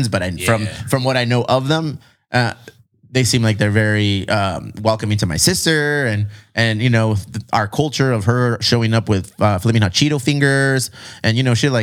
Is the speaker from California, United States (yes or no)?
yes; Bonita, California, United States; first language Spanish; English is a second language; I grew up in Bonita